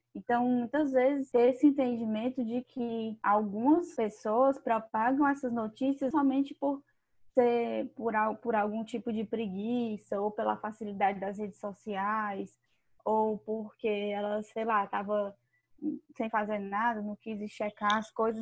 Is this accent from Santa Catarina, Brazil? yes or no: no; Ceará, Brazil; accent: cearense; Baixou aqui o sotaque cearense